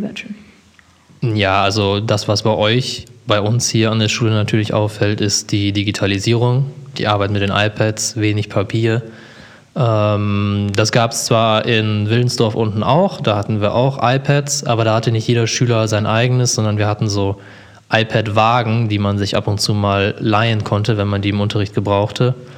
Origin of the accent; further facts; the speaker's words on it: Germany; Ich bin in Emstetten aufgewachsen